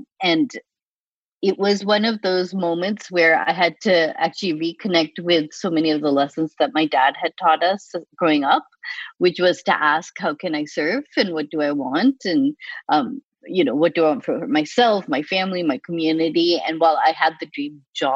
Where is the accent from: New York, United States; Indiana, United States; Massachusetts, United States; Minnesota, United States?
Massachusetts, United States; Boston; moved away as an adult; also born or lived in Chicago; my brother and I, we grew up in Boston